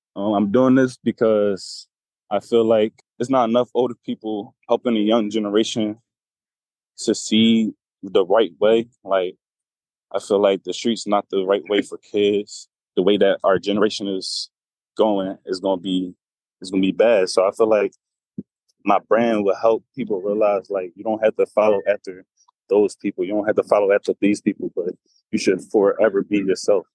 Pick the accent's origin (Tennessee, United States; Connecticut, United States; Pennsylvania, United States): Pennsylvania, United States; Philadelphia; I'm from Philadelphia, P A.